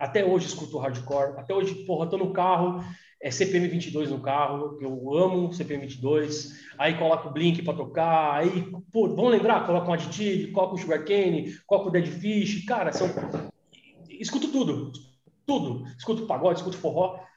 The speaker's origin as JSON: {"language": "Portuguese", "town": "Mauá", "region": "São Paulo", "country": "Brazil", "also_born_or_lived": "Santo André", "said": "É, eu, sou de, morei em Santo André há muito tempo, mas eu sou de Mauá, né, cara? Sou de Mauá, sou do Zaira, inclusive estudou na mesma escola já."}